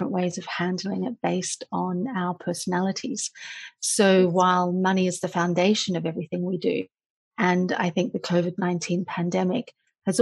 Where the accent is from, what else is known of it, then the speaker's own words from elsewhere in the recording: Australia; moved away as an adult; I started out as a journalist a long time ago in my home country of Australia